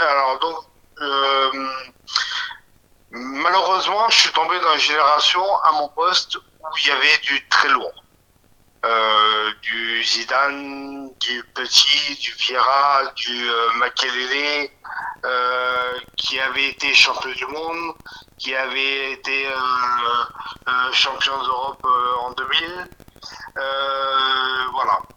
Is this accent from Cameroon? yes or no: no; France; je suis français